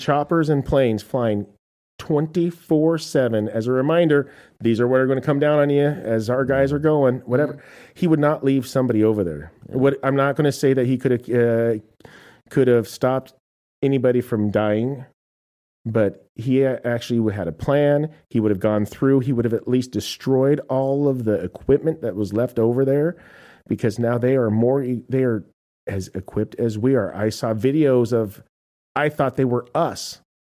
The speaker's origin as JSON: {"language": "English", "country": "United States", "said": "I am an American"}